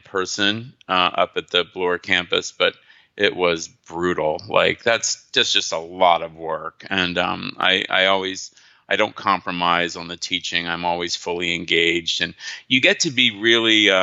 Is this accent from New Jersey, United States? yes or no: yes; New Jersey, United States; moved away; I'm from New Jersey